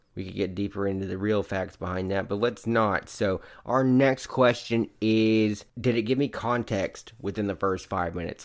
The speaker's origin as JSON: {"language": "English", "region": "the South", "country": "United States", "said": "I'm from the South"}